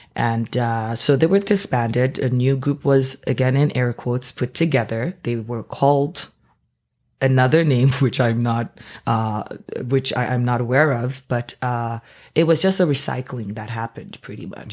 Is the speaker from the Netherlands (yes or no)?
no; Nigeria; moved away as an adult; now in Canada; I am born and raised Nigerian. Uh, moved to Canada about sixteen years ago for university and never left.